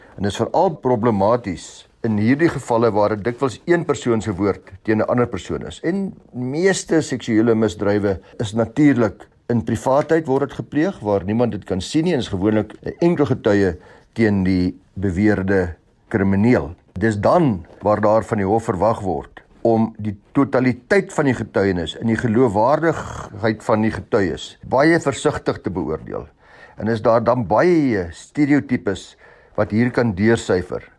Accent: South Africa; ons as Suid-Afrikaners

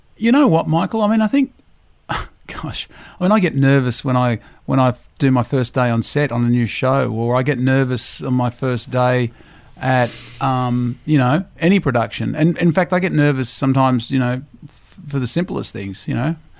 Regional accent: Griffith, New South Wales, Australia; moved away; I grew up in the Riverina in a town called Griffith

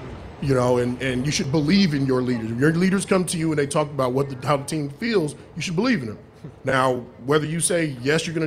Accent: Sacramento, California, United States; moved away as an adult; also born or lived in Los Angeles, California / Arizona / Chicago; I was raised in Sacramento

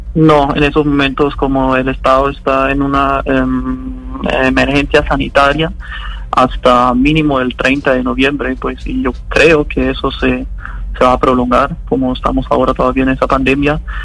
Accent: Bielefeld, North Rhine-Westphalia, Germany; moved away as an adult; now in Bucaramanga, Colombia; Yo me encuentro en Bielefeld, en Alemania, la ciudad donde yo nací y crecí, donde viven mis papás.

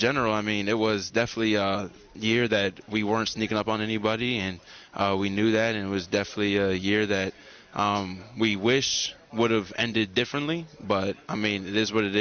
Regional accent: Pittsburgh, Pennsylvania, United States; moved away as an adult; also born or lived in North Carolina; I'm from Pittsburgh, Pennsylvania

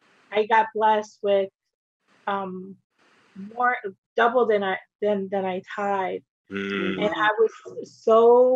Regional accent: Takoma Park, Maryland, United States; also born or lived in Guatemala; now in Florida, United States; Yes, so I'm originally from Maryland. Okay. I was born in Tacoma Park. I actually moved to Guatemala for a little bit with my mom and my family. And then we moved here to Florida, South Florida.

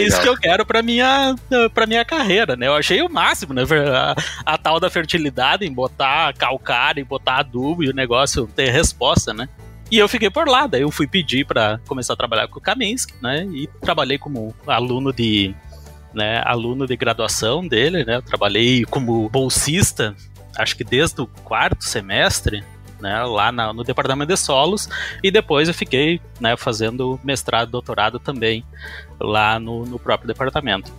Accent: Manoel Viana, Rio Grande do Sul, Brazil; also born or lived in Santiago, Rio Grande do Sul / Santa Catarina; now in North Carolina, United States; eu sou gaúcho de Manuel Viana, né? Nasci em Santiago, né, é, no Rio Grande do Sul

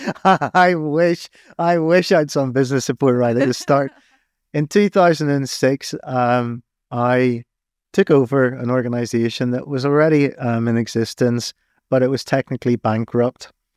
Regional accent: Northern Ireland, United Kingdom; accent: Irish; moved away as an adult; now in England; I'm Irish. Hmm. I was living on the streets at the time of the Civil War

